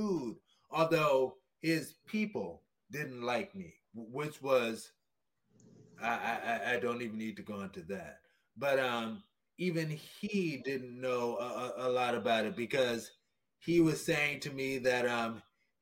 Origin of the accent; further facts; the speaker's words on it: New Orleans, Louisiana, United States; I went to high school in New Orleans, Louisiana